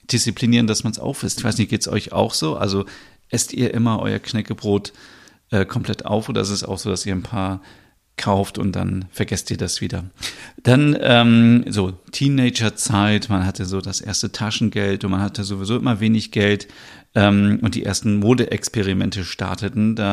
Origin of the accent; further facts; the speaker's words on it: Northern Germany, Germany; ich bin in Norddeutschland aufgewachsen und bei uns in Norddeutschland gibt es und gab es damals schon immer an jeder Tankstelle und in jedem Supermarkt